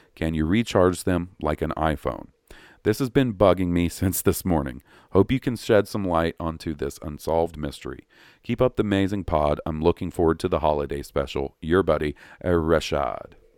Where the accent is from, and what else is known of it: the South, United States; accent: Southern